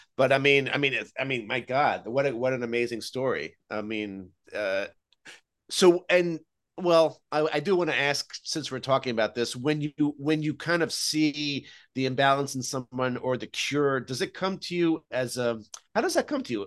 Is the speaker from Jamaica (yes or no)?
no; Israel; moved away; I grew up in Israel